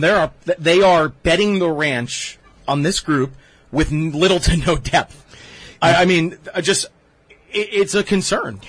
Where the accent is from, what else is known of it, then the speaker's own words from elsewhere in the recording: Toms River, New Jersey, United States; my hometown Tom's River East Little League